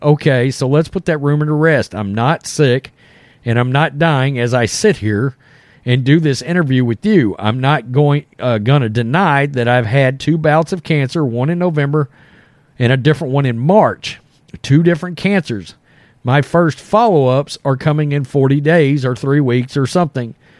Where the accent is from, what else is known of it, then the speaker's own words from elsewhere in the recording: Texas, United States; we're from Texas